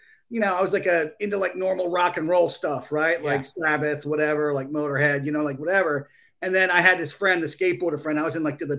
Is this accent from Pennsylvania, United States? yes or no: yes; Delaware County, Philadelphia area, Pennsylvania, United States; moved away; also born or lived in Ohio; grew up in the Philly area, what they call Delco, Delaware County, which is kind of like this blue collar. It's almost got its own vernacular, its own kind of accent.